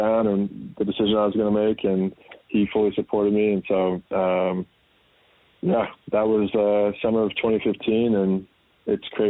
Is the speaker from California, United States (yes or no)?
yes; Sacramento, California, United States; I grew up in Sacramento